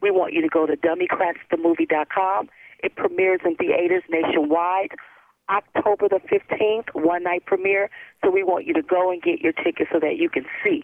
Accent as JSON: {"language": "English", "country": "United States"}